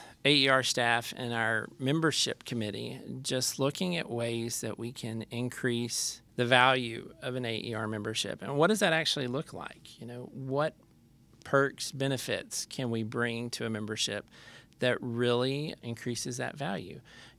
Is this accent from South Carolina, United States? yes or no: no; Lubbock, Texas, United States; I'm from Lubbock, Texas.